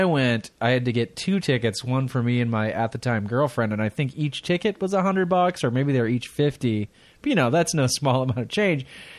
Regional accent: Midwest, United States; growing up in the Midwest

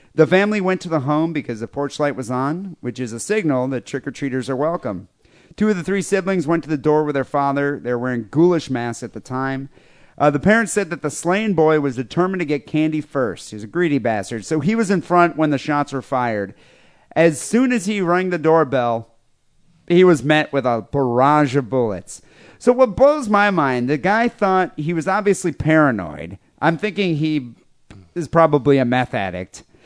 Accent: Michigan, United States; where I grew up in Michigan

